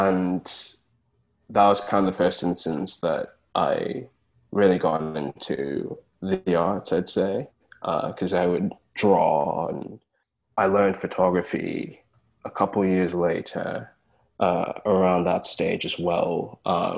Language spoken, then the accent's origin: English; Brownsburg, Indiana, United States; moved away; So I am American born. I was born in Indianapolis. And I spent a good amount of years there in a town called Brownsburg. And then I had to move away and move around a lot.